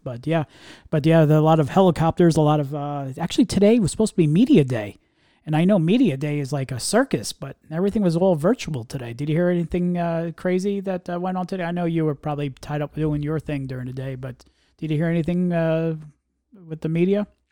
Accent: New York area, United States; You and I grew up in the New York area

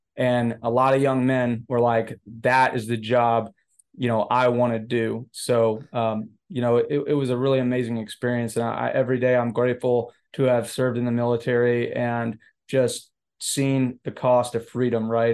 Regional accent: Florida, United States; Yeah, so I grew up in, in Florida, uh, not necessarily, I didn't, I moved around a lot, so there's not a specific, you know, city in Florida I call my home.

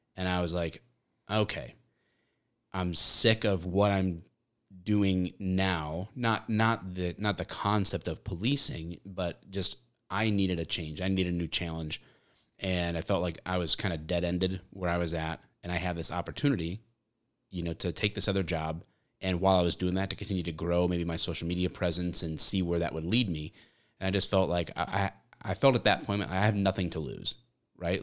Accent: Michigan, United States

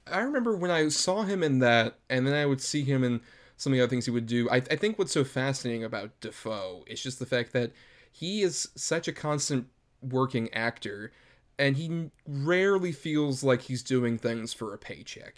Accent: Tampa, Florida, United States; I was born and raised in Tampa, Florida, which is a bit outside of Kissimmee

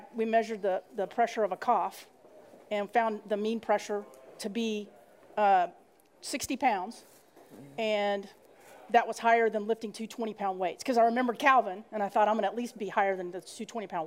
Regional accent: Dallas, Texas, United States; I'm from Dallas, Texas

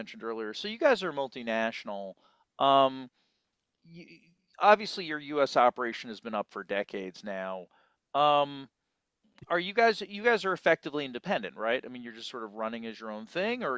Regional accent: United States; as an American

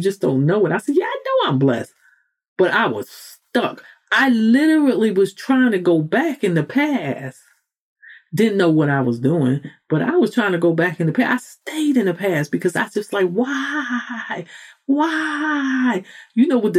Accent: New York City, New York, United States; I'm a New Yorker

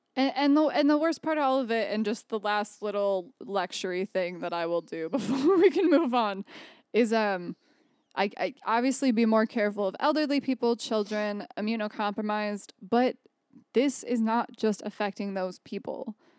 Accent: Jackson, Michigan, United States; Jackson, where my hometown is

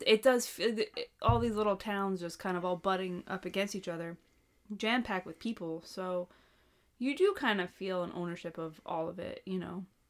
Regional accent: Long Island, New York, United States; growing up on Long Island

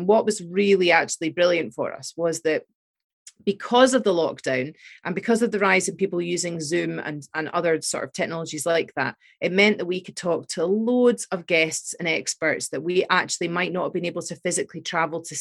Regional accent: Fife, Scotland, United Kingdom; also born or lived in England / Glasgow; I'm English, sorry to say. I moved here when I was five, of a Scottish mum. So I grew up in Scotland and was educated in Scotland. You know, I went to school in Fife

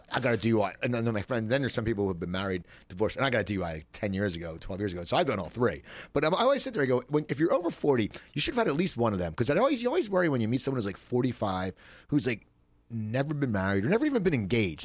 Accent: near Philadelphia, Pennsylvania, United States; also born or lived in North Hollywood; now in Los Angeles, United States; me growing up near Philadelphia

